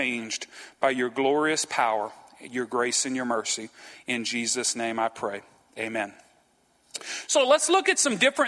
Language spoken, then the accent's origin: English; Franklin, United States; moved away as an adult; also born or lived in West Monroe, Louisiana; We grew up in Franklin